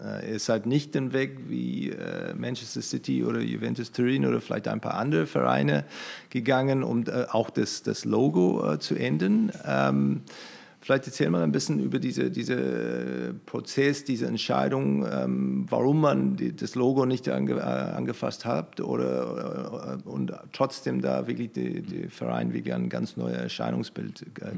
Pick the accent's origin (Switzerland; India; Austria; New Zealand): New Zealand; German is a second language; now in Germany; ich komme aus, aus Neuseeland